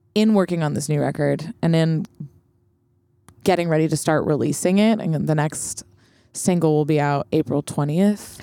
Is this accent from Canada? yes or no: yes; Montreal, Quebec, Canada; moved away as an adult; also born or lived in Vancouver / North Shore, British Columbia; now in New York, United States; I was born in Montreal and then moved to Vancouver when I was eight, but moved back to Montreal when I was seventeen.